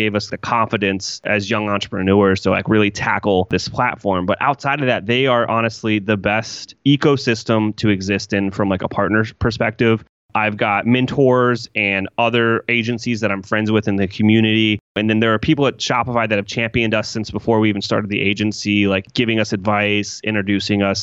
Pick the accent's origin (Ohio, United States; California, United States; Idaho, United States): Ohio, United States; Columbus; I'm from Columbus, Ohio